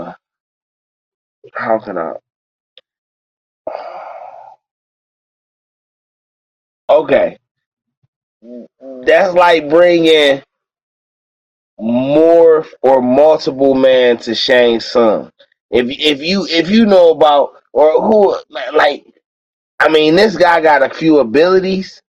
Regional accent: Cleveland, Ohio, United States; I'm from Cleveland, Ohio

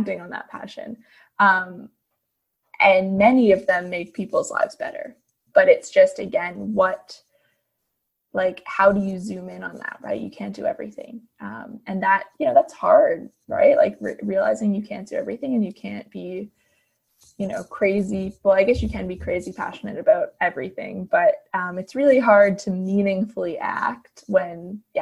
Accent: Fredericton, New Brunswick, Canada; moved away as an adult; now in Ottawa, Canada; I honestly have spent my entire life until last year in the Maritimes. And it's home

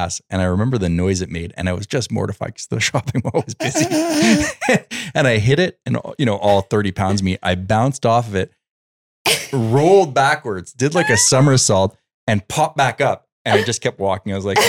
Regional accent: Montreal, Quebec, Canada; now in United States; Montreal, we have the auto

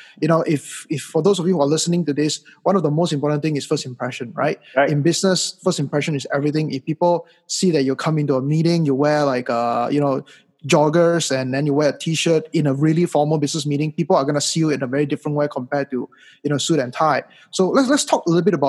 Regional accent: Malaysia; moved away; also born or lived in United States; 3-4 years ago when I came back to Malaysia from the United States

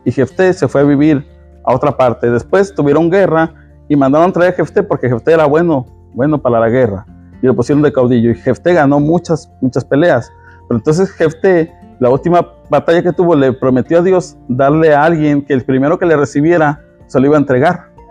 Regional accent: Mexico; yo como mexicano

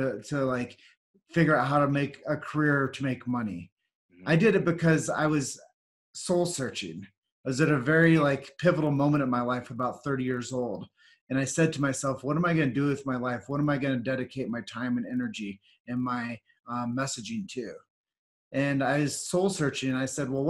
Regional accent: Davenport, Iowa, United States; I was born and raised in Davenport, Iowa

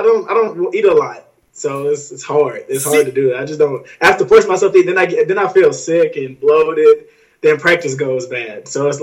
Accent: Jackson, Mississippi, United States; I'm from Jackson, Mississippi. It's the capital of Mississippi.

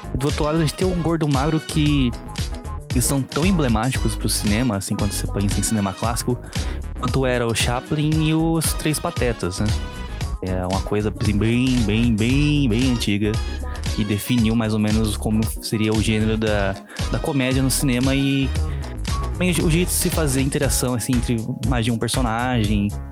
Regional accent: São Paulo, Brazil; moved away as an adult; no bairro, bairro onde eu cresci, lá em São Paulo. Eu sou de São Paulo, né, mas atualmente estou morando no interior

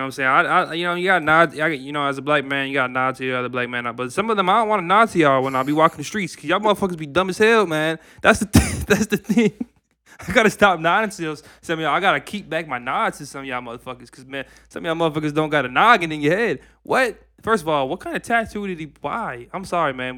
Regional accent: Minnesota, United States; we're from Minnesota

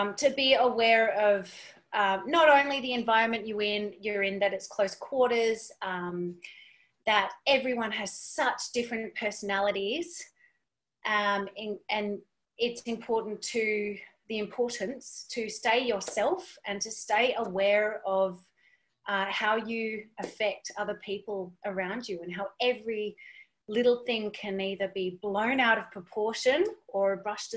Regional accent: Western Australia, Australia; moved away as an adult; also born or lived in Brisbane; I'm from Western Australia myself

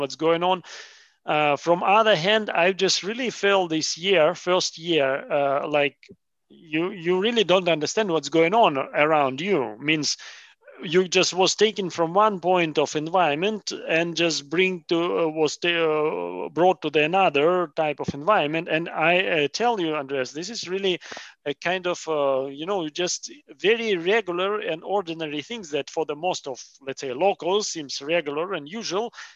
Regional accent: Russia; moved away as an adult; now in Germany; I was born in Russia and moved 2014 here

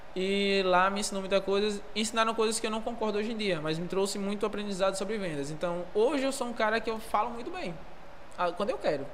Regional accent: interior of Bahia, Brazil; E vim do interior, interior, interior da Bahia. E lá sempre fui um moleque que fui desenrolado. Sempre fui desenrolado, cresci na igreja

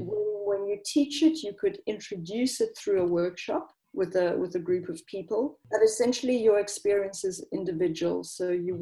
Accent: South Africa; moved away as an adult; also born or lived in London; now in Italy; originally, I'm I'm actually from South Africa

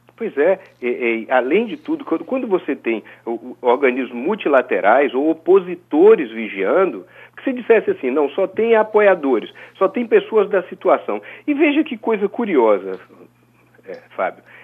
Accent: Brazil; como brasileiro

